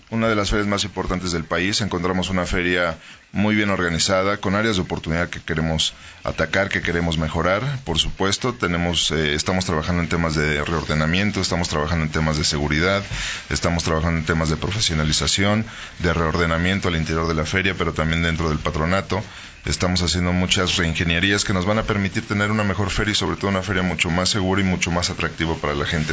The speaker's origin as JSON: {"language": "Spanish", "region": "Guanajuato", "country": "Mexico", "said": "nos define como guanajuatenses pero también como mexicanos"}